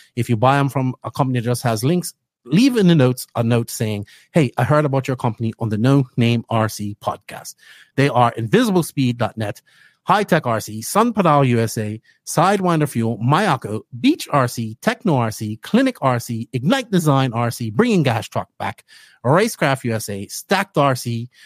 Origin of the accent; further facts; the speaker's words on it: Bermuda; accent: Bermudian; moved away as an adult; now in Dominican Republic; Bermuda, growing up in Bermuda